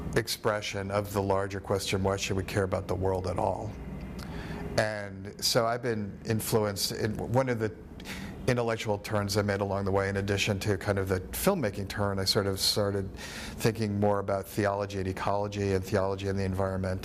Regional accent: East Coast, United States; moved away as an adult; also born or lived in New York / Florida; now in Nebraska, United States; I'm from the East Coast. I grew up in New York and in Florida, and I spent a lot of my my youth um, on the beach.

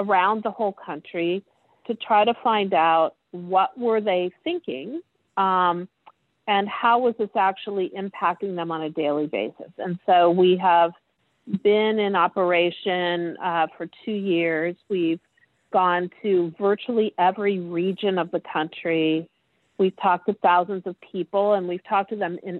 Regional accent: Ohio, United States; I was born and raised in Ohio

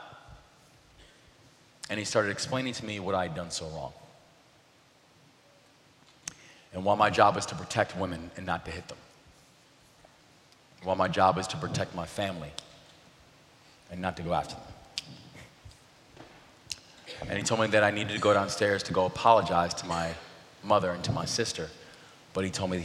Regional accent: Baltimore, Maryland, United States; the Baltimore Sun, which was the name of my hometown paper

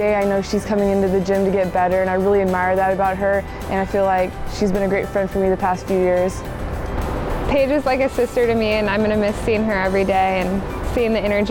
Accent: Lincoln, Nebraska, United States; I was born and raised in Lincoln, and I knew exactly what it meant

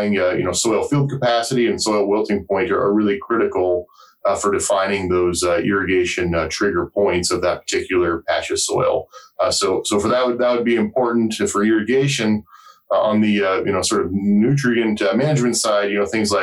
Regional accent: Colorado, United States; moved away as an adult; also born or lived in Wyoming / New Jersey / Arizona / Nebraska; I grew up in Colorado

